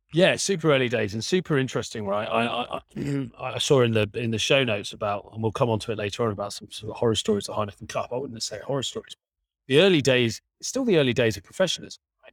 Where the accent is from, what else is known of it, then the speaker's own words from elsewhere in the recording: Berkshire, South East England, United Kingdom; I grew up in the south of England, in Berkshire.